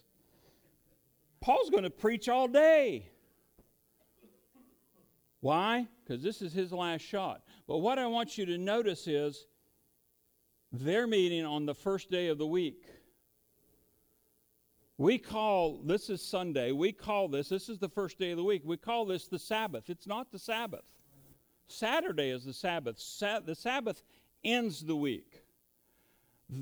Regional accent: United States; we're good Americans.

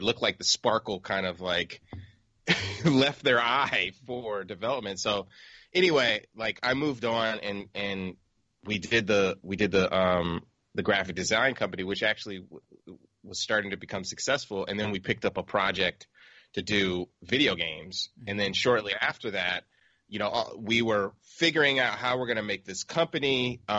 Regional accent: San Diego, California, United States; I grew up in San Diego

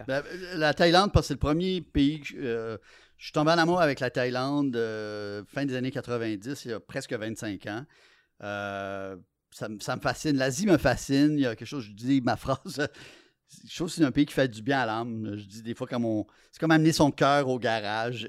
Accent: Quebec, Canada; Je suis québécois dans une euh, société euh, pluraliste

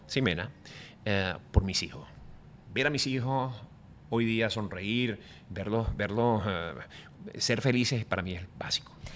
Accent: Venezuela; moved away as an adult; now in Miami, United States; volver a mi tierra

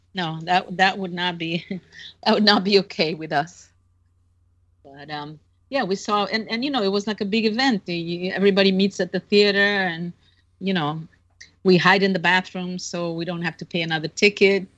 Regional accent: Brazil; I'm 15. I'm from Brazil. I just arrived today

